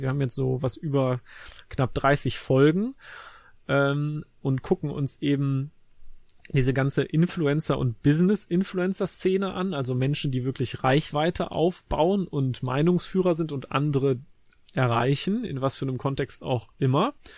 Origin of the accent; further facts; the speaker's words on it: Cologne, North Rhine-Westphalia, Germany; also born or lived in Leverkusen; Also ich bin gebürtiger Kölner